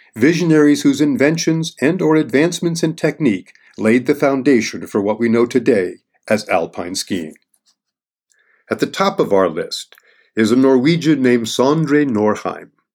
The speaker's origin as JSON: {"language": "English", "area": "Bromley", "region": "Vermont", "country": "United States", "tie": "born or raised there", "said": "I grew up on Big Bromley, Vermont, home to some of the first J-bars"}